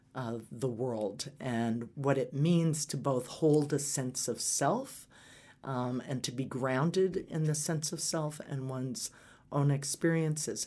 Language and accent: English; Atlanta, Georgia, United States; also born or lived in Omaha, Nebraska; now in Colorado, United States; I spent my most formative years in Atlanta